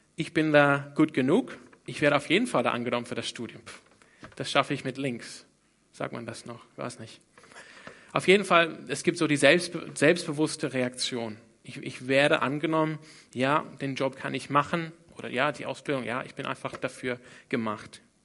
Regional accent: Australia; German is a second language; moved away; Ich komme ursprünglich aus Australien. Deshalb kann ich auch einigermaßen Deutsch sprechen. Nee, fast nicht

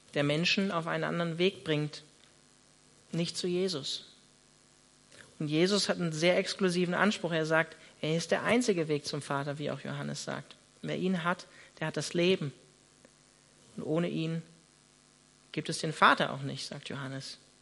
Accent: Northern Germany, Germany; now in Freiburg, Germany; ich bin Norddeutscher

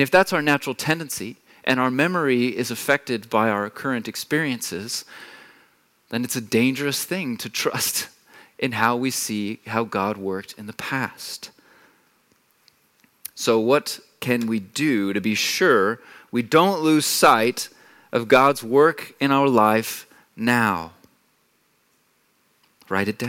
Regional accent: Texas, United States; moved away as an adult; now in Germany; I'm not a native here. I come from Texas

